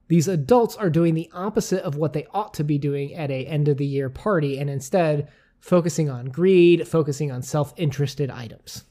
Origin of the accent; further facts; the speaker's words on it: United States; we as an American